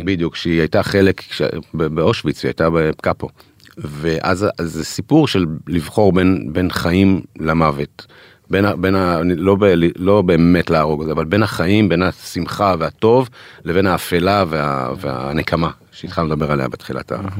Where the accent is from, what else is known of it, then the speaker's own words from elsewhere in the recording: Israel; אנחנו ישראלים